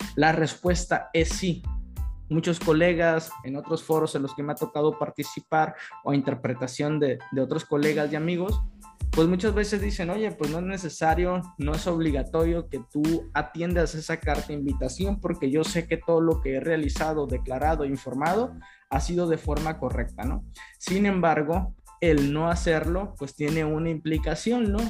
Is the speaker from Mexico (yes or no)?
yes; Mexico; nosotros como mexicanos